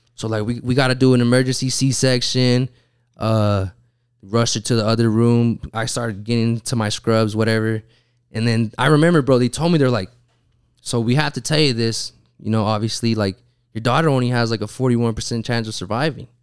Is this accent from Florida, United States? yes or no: no; Utah, United States; I'm from Utah